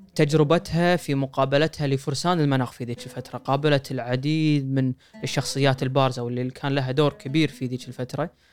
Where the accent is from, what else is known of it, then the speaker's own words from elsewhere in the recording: Kuwait; عندنا بالكويت